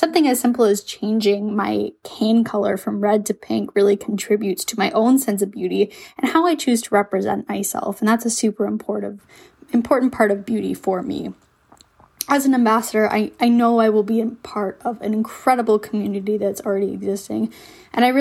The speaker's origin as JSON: {"language": "English", "region": "Ontario", "country": "Canada", "said": "I'm from Ontario, Canada"}